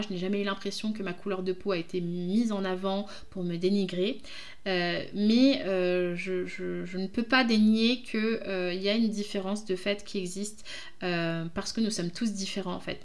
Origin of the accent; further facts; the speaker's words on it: France; je suis d'origine du Congo, mais je suis française